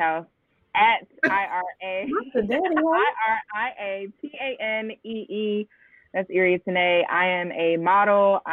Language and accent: English; Atlanta, Georgia, United States; moved away as an adult; also born or lived in New York; I'm from Atlanta, born and raised, which is very rare